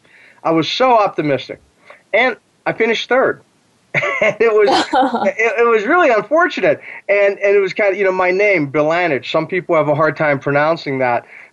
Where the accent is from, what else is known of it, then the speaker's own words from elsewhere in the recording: near Pittsburgh, Western Pennsylvania, United States; I grew up near Pittsburgh